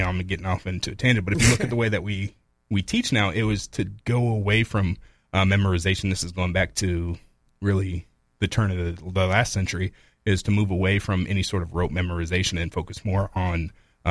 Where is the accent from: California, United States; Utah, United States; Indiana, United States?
Indiana, United States; now in Jacksonville, United States; I'm from Indiana, so I'm used to it being cold